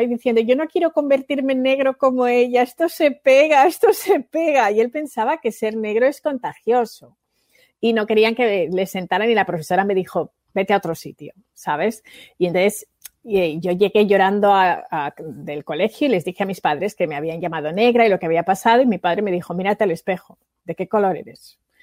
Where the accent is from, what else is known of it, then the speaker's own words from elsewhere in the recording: Spain; accent: Spanish; mi acento era español